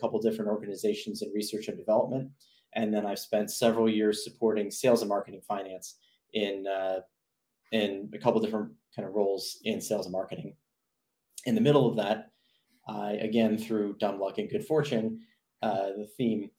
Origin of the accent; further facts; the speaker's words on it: Phoenix, Arizona, United States; also born or lived in Philadelphia, Pennsylvania / South Jersey, New Jersey; I lived in the Phoenix area for a grand total of about 15 years. Grew up there, went to school there